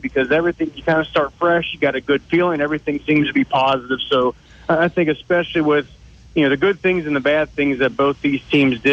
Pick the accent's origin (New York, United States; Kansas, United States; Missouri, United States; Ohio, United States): Ohio, United States; Cincinnati; I'm from Cincinnati.